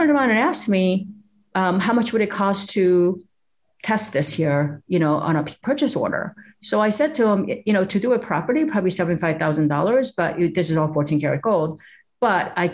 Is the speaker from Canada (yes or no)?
no; South Korea; now in United States; the little village that we grew up in South Korea.